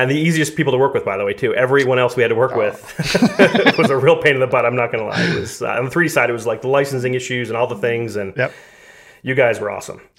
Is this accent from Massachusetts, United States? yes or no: yes; Massachusetts, United States; moved away as an adult; also born or lived in Los Angeles / New York City; We're both from Massachusetts